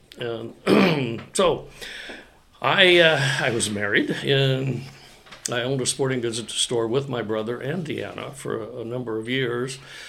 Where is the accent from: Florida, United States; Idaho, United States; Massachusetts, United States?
Idaho, United States; Coeur d'Alene; I was raised in Coeur d'Alene. My father came to Coeur d'Alene when he was hired to be the first president of North Idaho Junior College.